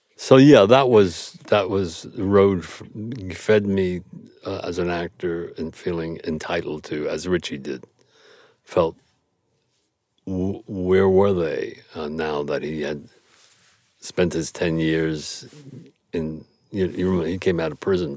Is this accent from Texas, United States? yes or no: no; New York City, New York, United States; I grew up in Brooklyn